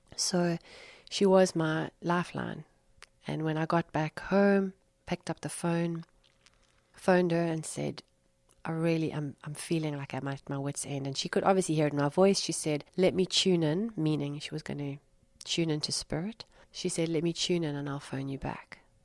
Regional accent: Durban, KwaZulu-Natal, South Africa; moved away as an adult; also born or lived in Cape Town / London; I moved from uh, from where I grew up in Durban to Cape Town for ten years

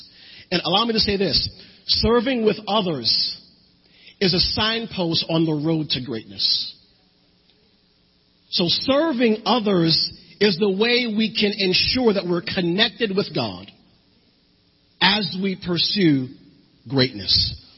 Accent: New Jersey, United States; moved away; And that was when I moved down here from New Jersey. So here I am, a city boy, used to snow and blizzards

